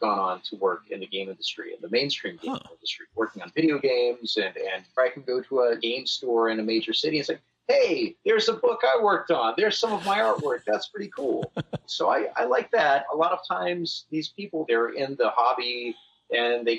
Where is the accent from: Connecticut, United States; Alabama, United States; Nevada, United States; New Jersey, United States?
Alabama, United States; growing up in Alabama